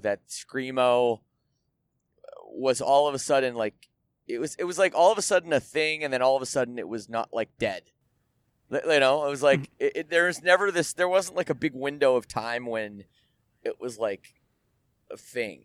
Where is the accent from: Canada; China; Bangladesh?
Canada; I'm Canadian and and we we have universal health care